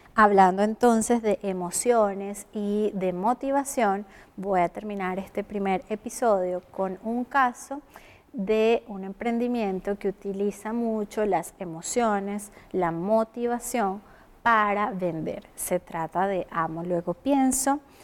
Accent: Venezuela; moved away as an adult; now in Chile; Soy venezolana, comunicadora social y emigré a Chile hace un buen tiempo

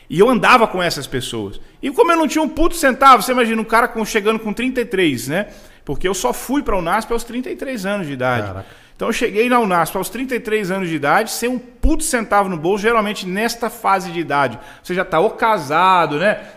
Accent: Rio de Janeiro, Brazil; hoje tem duas palavras que eu não falo na mesma frase, que eu sou carioca e advogado.

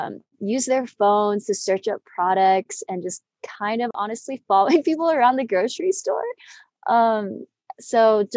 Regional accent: Boulder, Broomfield area, Colorado, United States; also born or lived in Denver, Colorado; I'm from Denver, Colorado, born and raised around Boulder, Broomfield area

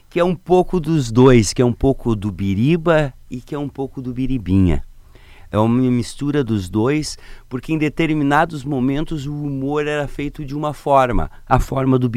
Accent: Lapa, Paraná, Brazil; born there; do Paraná, na cidade da Lapa, é pertinho de Curitiba

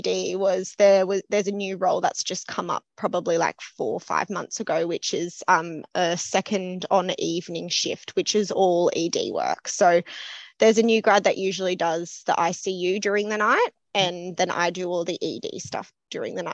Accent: Lismore, New South Wales, Australia; moved away as an adult; also born or lived in Newcastle, Australia; now in Sydney, Australia; I grew up around Byron Bay, Lismore area.

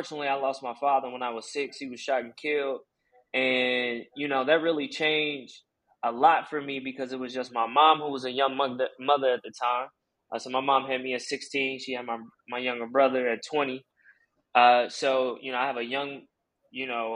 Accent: Chicago, Illinois, United States; growing up on the South Side of Chicago

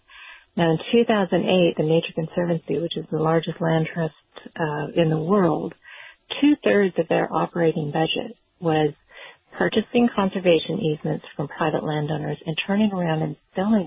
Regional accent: Nevada, United States; I grew up in Nevada

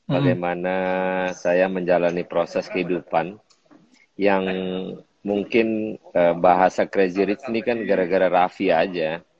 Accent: Tanjung Priok, Jakarta, Indonesia; Karena gue lahir dan besar di Pelabuhan Tanjung Priuk dan bes, uh, tidurnya di gerobak pelabuhan uh, apa di gerobak rumah makan Padang.

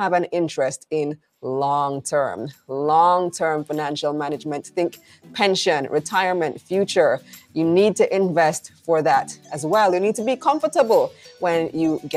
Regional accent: Belize; now in Jamaica; Belize, which is where I'm from

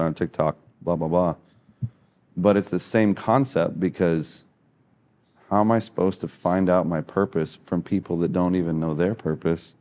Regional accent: Midwest, United States; moved away as an adult; also born or lived in Hawaii; I'm from the Midwest, so I'm, like, a long ways from any ocean

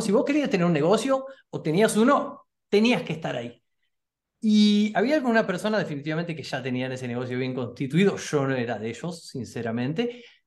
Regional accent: Argentina; yo soy argentino

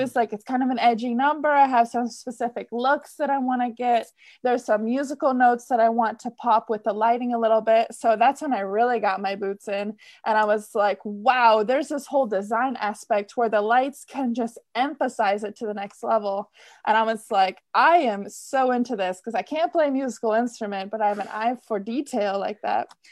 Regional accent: Michigan, United States; moved away as an adult; I grew up in Michigan

